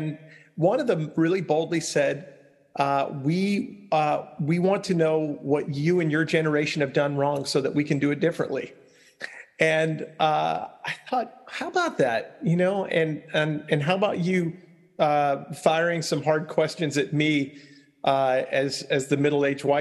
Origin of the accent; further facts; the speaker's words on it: Long Island, New York, United States; where I grew up on Long Island